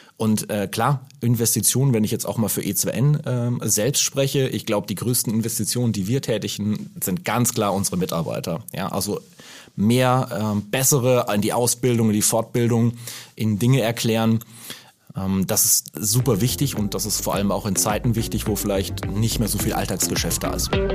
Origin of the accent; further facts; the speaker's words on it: Germany; als Deutscher